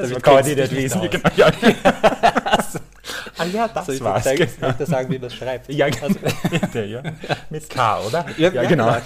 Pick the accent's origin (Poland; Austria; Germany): Austria; Krems, Lower Austria; born there; now in Vienna, Austria; Also ja, ich liebe die Wachau vor allem, also ich bin in Krems geboren äh, und ähm, die Wachau ist einfach ein Traum